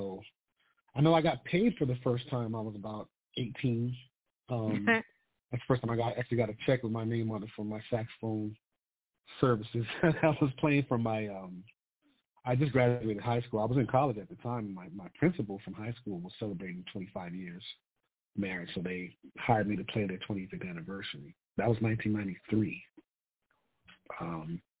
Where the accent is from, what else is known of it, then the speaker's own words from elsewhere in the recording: Colorado Springs, Colorado, United States; I'm from Colorado Springs, Colorado. I'm a military brat. I have a lot of family here on both sides.